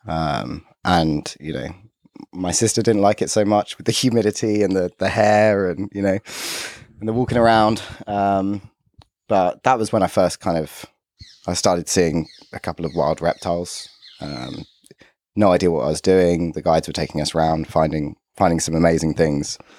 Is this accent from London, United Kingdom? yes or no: yes; London, United Kingdom; growing up in London